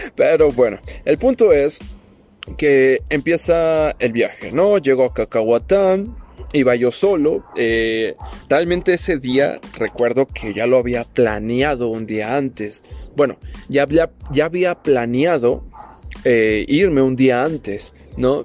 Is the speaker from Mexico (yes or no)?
yes; Tapachula, Chiapas, Mexico; moved away; cuando todavía vivía en mi pueblito, en mi ciudad Tapachula, Chiapas, México